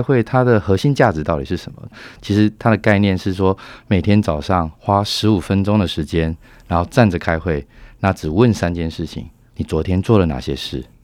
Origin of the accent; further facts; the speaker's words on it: Taiwan; moved away as an adult; now in Singapore; 我也是台湾人当时十多年前到了新加坡去